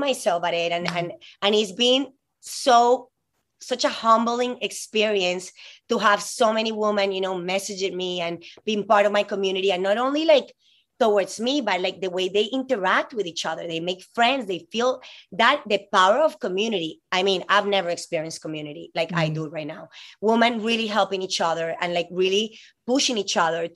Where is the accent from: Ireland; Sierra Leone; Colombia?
Colombia; moved away as an adult; now in United States; I'm from Colombia, this girl that moved here, 18 years old.